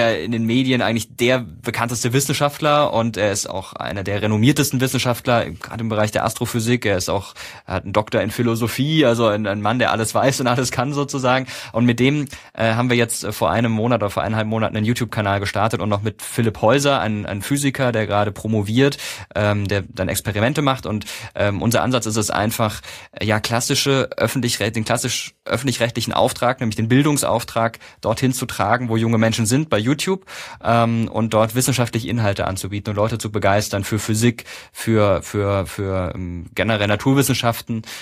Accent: Karlsruhe, Baden-Württemberg, Germany; Also ähm, ich komme aus Karlsruhe ursprünglich

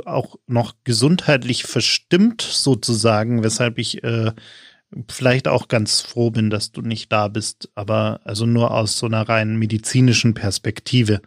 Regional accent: Munich, Bavaria, Germany; ich als gebürtiger Münchner

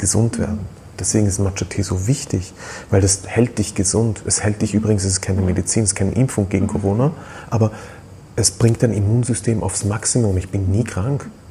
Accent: Austria; Bei uns in Österreich

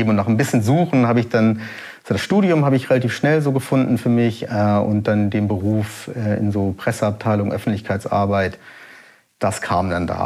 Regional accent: Hamburg, Germany; born there; also ich bin in Hamburg geboren, in Altona, aber ähm, mein, also beide Eltern, Mutter und Vater, sind äh, aus, ja, aus Kalkutta eben.

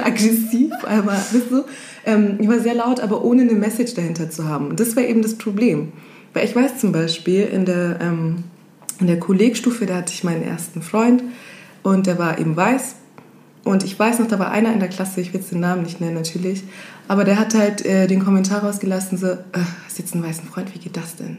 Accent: Kenya; now in Germany; bin Kenianerin

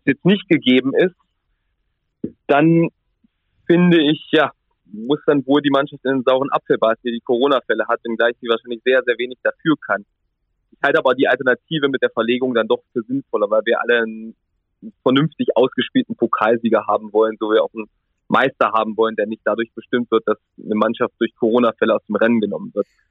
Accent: Central Germany, Germany; moved away; Ich komme ja ursprünglich ganz aus der Mitte Deutschlands

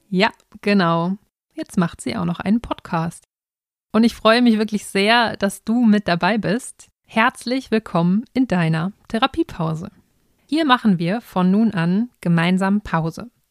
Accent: North Rhine-Westphalia, Germany; Und ich bin ein echtes Kind des Ruhrgebiets. Ich wohne in Dortmund und hier habe ich auch meine Praxis für Logopädie.

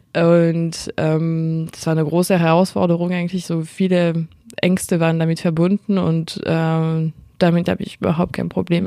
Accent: France; accent: French; German is a second language; meinen französischen Akzent

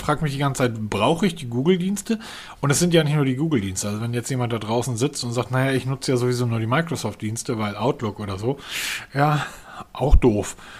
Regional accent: Germany; ich als Deutscher

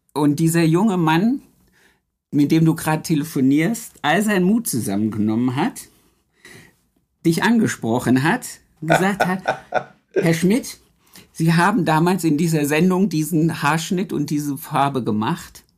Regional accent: Harz, Germany; ich komme ja aus dem Harz

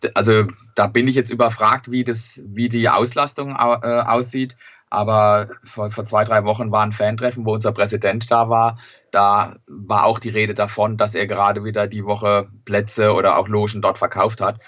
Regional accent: Sandhausen, Baden-Württemberg, Germany; die Heimat Sandhausen ist mir doch ein bisschen lieber

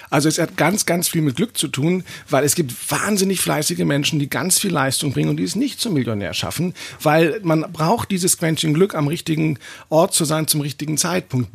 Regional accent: Germany; bei uns in Deutschland

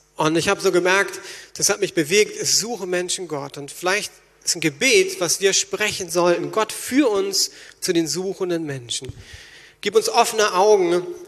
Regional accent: Berlin, Germany; als Berliner

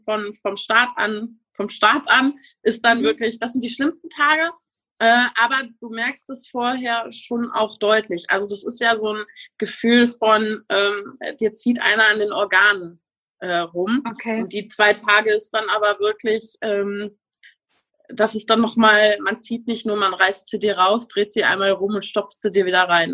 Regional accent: Münsterland, North Rhine-Westphalia, Germany; ich komme aus dem schönen Münsterland

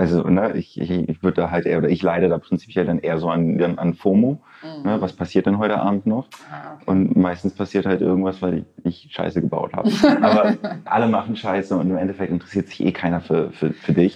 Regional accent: Lübeck, Schleswig-Holstein, Germany; ich, ich, komme aus der wunderschönen Hansestadt Lübeck und habe da auch so einen, so einen gewissen Lokalpatriotismus

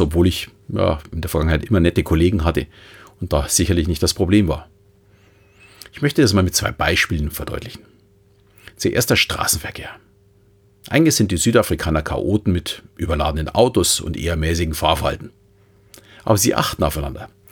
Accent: Munich, Bavaria, Germany; als Münchner

